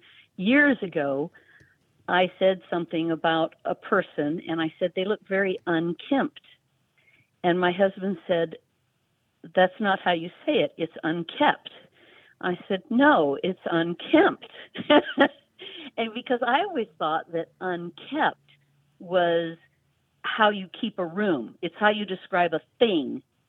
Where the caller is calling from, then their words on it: Georgia, United States; I'm calling from North Georgia.